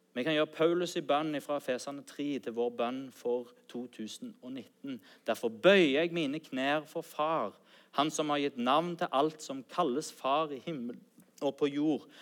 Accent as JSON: {"language": "Norwegian", "town": "Sandnes", "region": "Rogaland", "country": "Norway", "tie": "born or raised there", "also_born_or_lived": "Bryne", "said": "Mine foreldre de flytta fra Bryne til Sandnes når jeg var åtte år"}